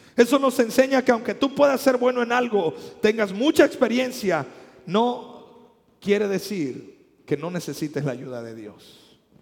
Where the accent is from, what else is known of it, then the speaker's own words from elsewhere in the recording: Mexico; nosotros los que somos mexicanos